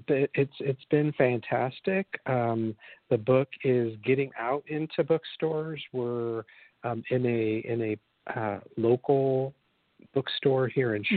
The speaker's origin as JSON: {"language": "English", "town": "Michigan City", "region": "Indiana", "country": "United States", "tie": "born or raised there", "said": "my hometown of Michigan City, Indiana, where I grew up"}